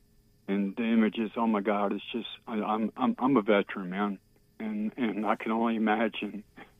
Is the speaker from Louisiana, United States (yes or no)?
no; Maryland, United States; I'm from Maryland, man.